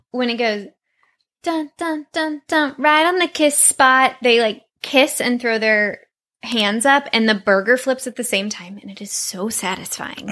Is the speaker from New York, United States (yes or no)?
no; Santa Monica, California, United States; growing up on Ocean Avenue